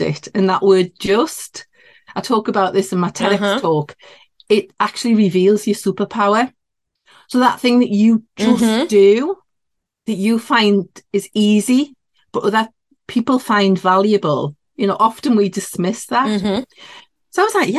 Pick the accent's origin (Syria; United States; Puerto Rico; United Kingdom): United Kingdom; near Newcastle upon Tyne, North East England; accent: Geordie; I'm in the northeast of England. So yeah, this would be classed as a Geordie accent near Newcastle upon Tyne